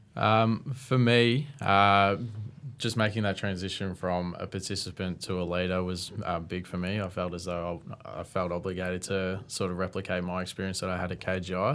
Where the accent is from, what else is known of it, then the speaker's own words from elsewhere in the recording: Tatura, Victoria, Australia; I'm originally from Tatura, which is a small country town just about twenty minutes out of Shepparton.